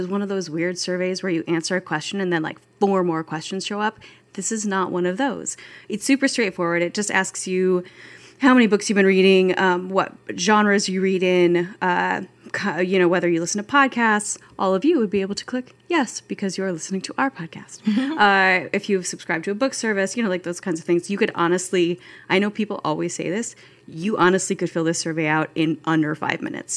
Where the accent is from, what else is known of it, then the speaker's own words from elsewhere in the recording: Pacific Northwest, United States; I grew up in the Pacific Northwest where a hot summer day is approximately 78 degrees